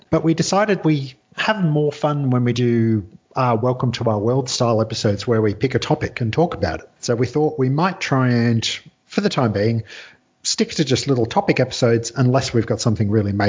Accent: Scotland, United Kingdom; now in Australia; I grew up in Scotland

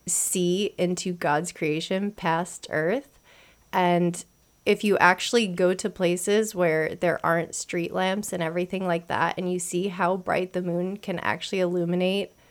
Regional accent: New York, United States; now in New Jersey, United States; so I am from New York, born, raised, almost still lived. Now I'm right across the river um, in New Jersey

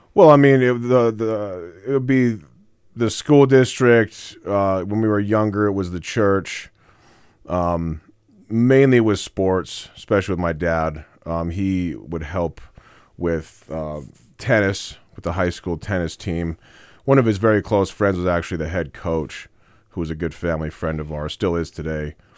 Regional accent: Casper, Wyoming, United States; I was born in Casper, Wyoming. I was born and raised, uh, Natrona County

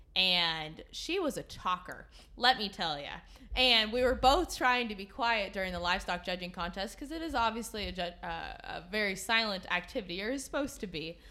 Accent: Willows, California, United States; I was born and raised in Willows, California, which is in Northern California

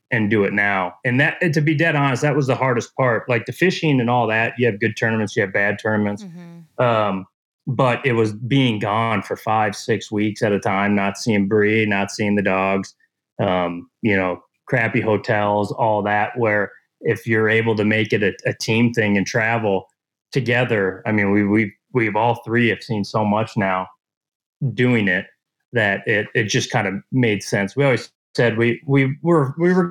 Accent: Shakopee, Minnesota, United States; I'm originally from Shakopee and, grew up in Shakopee.

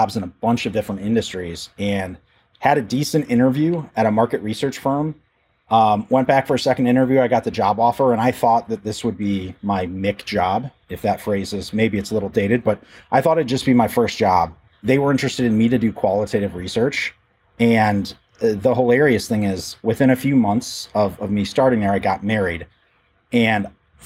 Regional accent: Rockford, Illinois, United States; moved away as an adult; also born or lived in Chicago, Illinois; now in Peoria, United States; I was born and raised in the Rockford, Illinois area

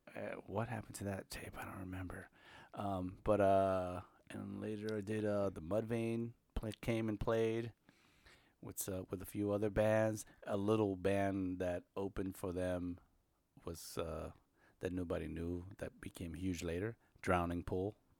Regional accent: New York, United States; I'm from New York.

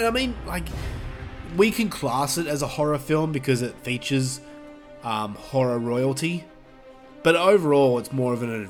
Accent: United Kingdom; I mean, we're all from Britain, but whatever.

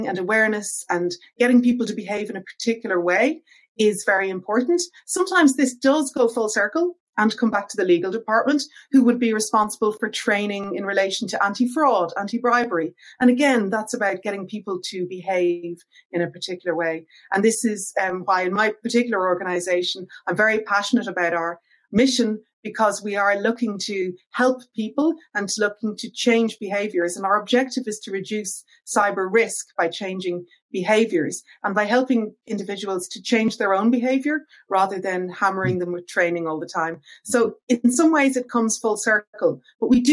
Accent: Ireland; as you can probably hear from my accent, I'm originally from Ireland

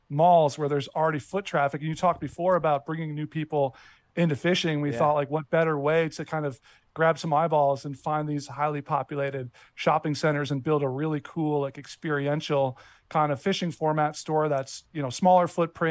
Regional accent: Minnesota, United States; moved away; also born or lived in Chicago; I grew up in Minnesota. I grew up shopping at the Mall of America as a kid

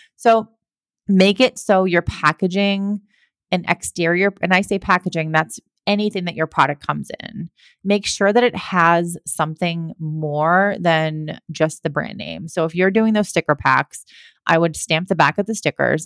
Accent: Massachusetts, United States; I'm from Massachusetts as well, so I love my Massachusetts people

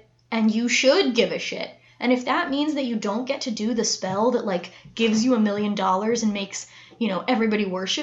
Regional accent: United States; we're American

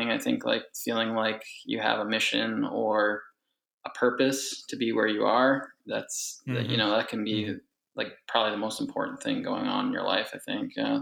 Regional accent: Leominster, Massachusetts, United States; I grew up in Leominster, Massachusetts, lived there basically my whole life

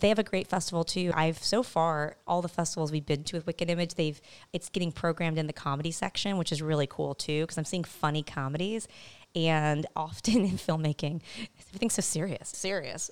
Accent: El Cajon, California, United States; moved away; Eastern San Diego is a place called El Cajon, California

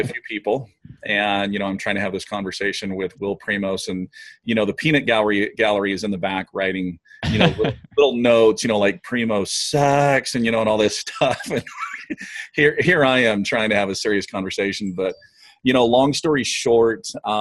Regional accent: Oregon, United States; now in Idaho, United States; I grew up in Oregon

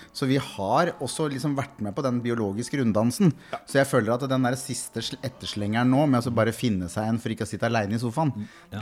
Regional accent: Kongsberg, Buskerud, Norway; Jeg er fra Kongsberg

